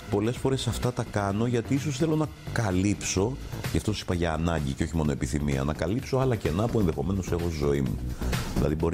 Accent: Petroupoli, Attica, Greece; Στη γειτονιά που μεγάλωσα, στην Πετρούπολη, όταν εμφανίζονται τέτοιοι τύποι, ακόμα και στο καφενείο

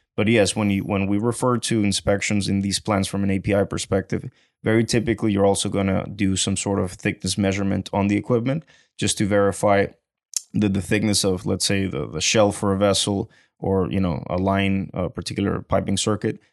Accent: Venezuela; moved away as an adult; now in Houston, United States; I'm originally from Venezuela, and I came to Houston, uh, in the year two thousand and eleven just to go to school.

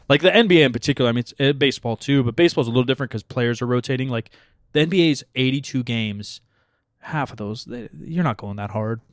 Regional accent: Portland, Oregon, United States; I'm from Portland

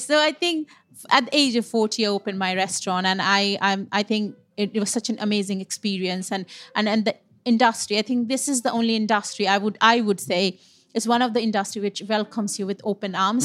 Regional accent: West Bengal, India; moved away as an adult; also born or lived in Punjab; now in United Kingdom; I'm born and brought up in Bengal as you know India is a is a huge country mm-hmm. um, um but my parents are from North India which is Punjab

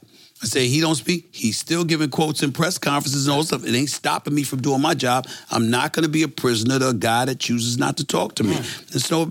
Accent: New York City, New York, United States; I'm from Hollis, Queens. I'm from the streets of New York City

